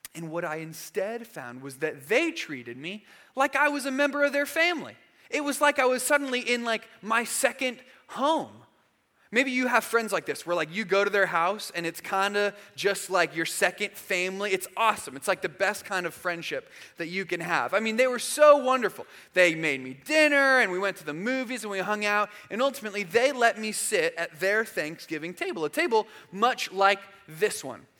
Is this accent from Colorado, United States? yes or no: no; Arizona, United States; moved away as an adult; also born or lived in Georgia; when I was a freshman in college, I moved from Arizona to Georgia. And so I went from knowing a ton of people where I grew up in Arizona